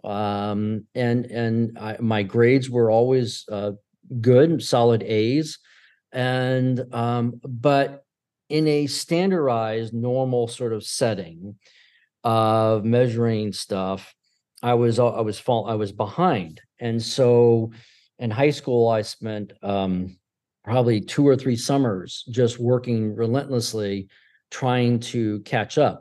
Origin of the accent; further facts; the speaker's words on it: Syracuse, New York, United States; moved away; also born or lived in Pennsylvania / Tampa, Florida; prior to Pennsylvania, we were in Syracuse growing, I was growing up in Syracuse